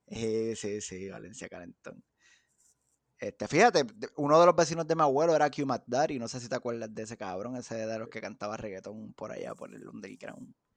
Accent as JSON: {"language": "Spanish", "town": "Bayamón", "country": "Puerto Rico", "tie": "born or raised there", "also_born_or_lived": "Dorado, Puerto Rico", "moved": "as an adult", "lives_now": "United States", "said": "me crié en Bayamón. Toda mi vida estudié en Bayamón"}